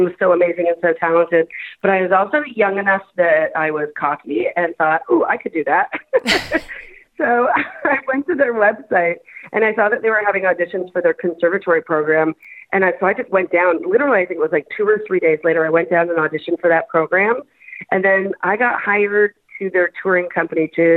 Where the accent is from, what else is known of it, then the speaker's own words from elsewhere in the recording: Canada; I'm so Canadian